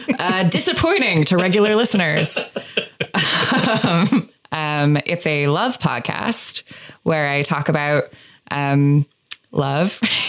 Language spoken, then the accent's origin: English; Los Angeles, California, United States; because I'm from Los Angeles, we broke up in I asked for a divorce in couples therapy